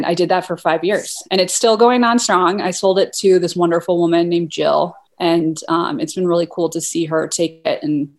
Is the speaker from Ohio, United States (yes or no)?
yes; Toledo, Ohio, United States; moved away as an adult; also born or lived in Boulder, Colorado / New York City; now in Jackson, United States; So I grew up in Ohio. I'm from Toledo, Ohio. And I went to University of Colorado in Boulder for undergrad.